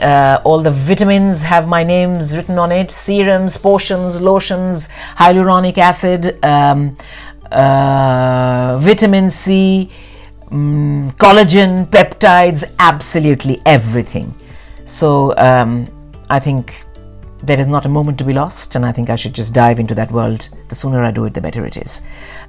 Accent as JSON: {"language": "English", "region": "London", "country": "United Kingdom", "said": "So I think being a Londoner, there will always be a lot of new things to discover."}